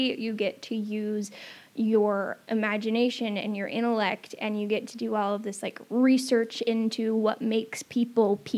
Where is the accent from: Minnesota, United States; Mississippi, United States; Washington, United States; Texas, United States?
Washington, United States; Camano Island; also born or lived in Everett, Washington; I grew up on Camino